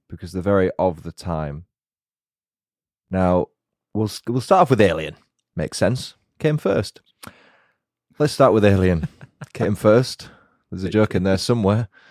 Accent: Yorkshire and the Humber, United Kingdom; accent: Yorkshire; I'll probably put on my Yorkshire accent a little bit more, which I naturally do around people from God's own county

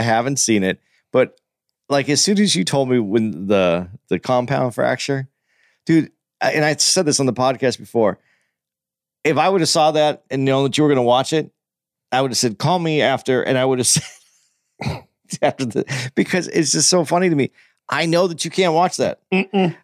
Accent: Tucson, Arizona, United States; I was growing up in Tucson

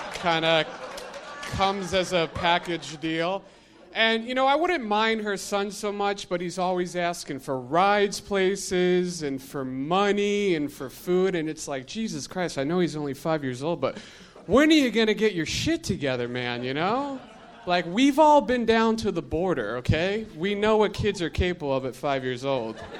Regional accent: Connecticut, United States; moved away; I'm originally from Connecticut.

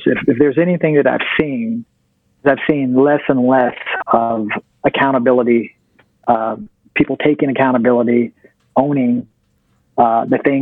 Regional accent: Virginia, United States; I'm from Virginia

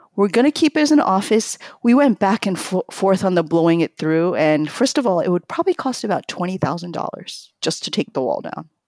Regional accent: New York, United States; also born or lived in Tokyo, Japan; I grew up in New York, but I speak Japanese with my parents.

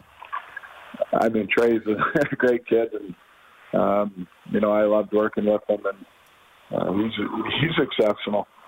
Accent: Edmonton, Alberta, Canada; now in Calgary, Canada; Edmonton is my hometown, my whole life growing up

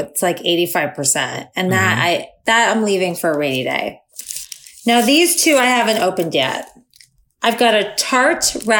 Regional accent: Florida, United States; I'm from Florida.

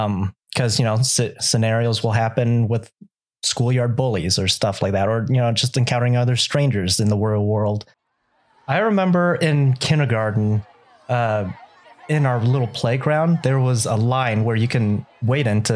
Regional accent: Los Angeles, California, United States; first language Vietnamese; English is a second language; I was born in California and essentially grew up in California, Southern California, like LA area. Vietnamese being my first language

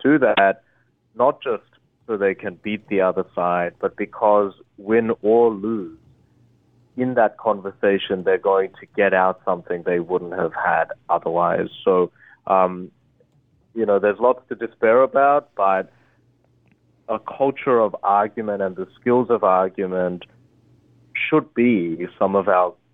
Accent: Australia; English is a second language; also born or lived in Korea; I moved to Australia. I moved when I was 8, and I didn't speak English at the time

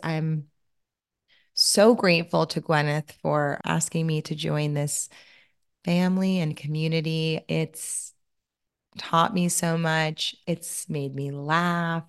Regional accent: Louisiana, United States; I'm from Louisiana, so my mom does a lobster boil

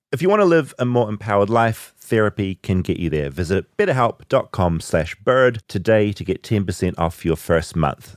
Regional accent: New Zealand; accent: New Zealand; I'm from New Zealand

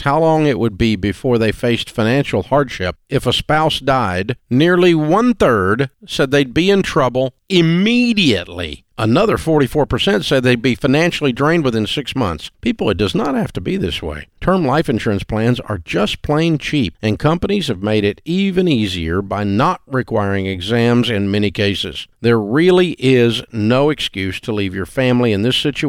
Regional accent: Nashville, Tennessee, United States; I grew up in Nashville my whole life

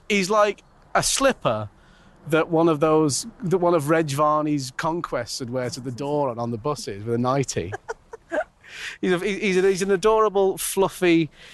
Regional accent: Manchester, North West England, United Kingdom; I'm from Manchester

